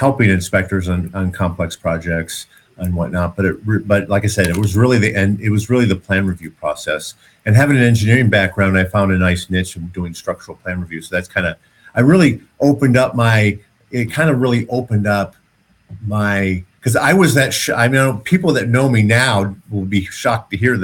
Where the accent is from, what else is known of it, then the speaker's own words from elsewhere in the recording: Detroit, Michigan, United States; moved away; I grew up in Detroit